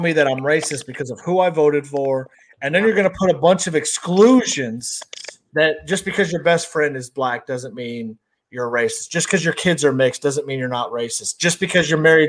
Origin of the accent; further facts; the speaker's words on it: Texas, United States; also born or lived in Western New York; I've lived in Texas pretty much my whole life